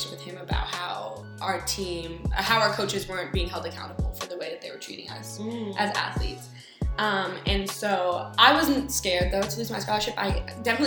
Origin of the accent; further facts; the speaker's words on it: Phoenix, Arizona, United States; moved away; I'm from Phoenix, Arizona, originally